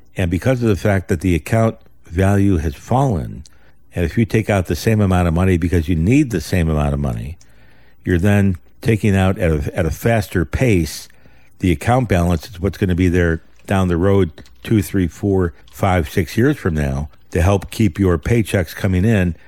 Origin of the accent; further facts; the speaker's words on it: United States; We're Americans